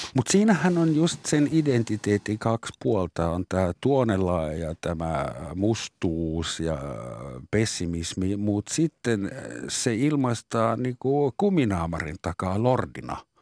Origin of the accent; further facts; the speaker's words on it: Finland; also born or lived in Southern Germany; now in Germany; mun sisäinen suomalainen